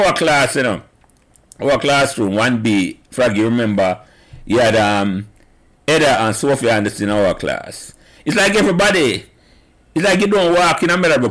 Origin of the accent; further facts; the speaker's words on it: Jamaica; I grew up on Calbeck Avenue